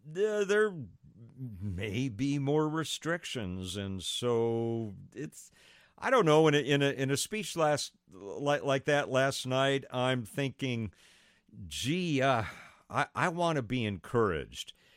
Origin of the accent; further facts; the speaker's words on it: United States; I'm an American